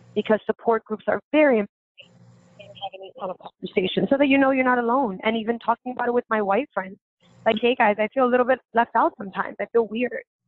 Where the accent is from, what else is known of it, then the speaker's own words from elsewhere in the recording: New York City, New York, United States; I grew up in Bushwick